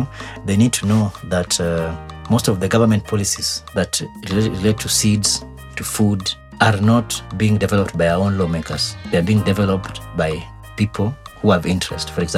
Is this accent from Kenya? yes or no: yes; Awendo, Migori County, Kenya; I come from Awendo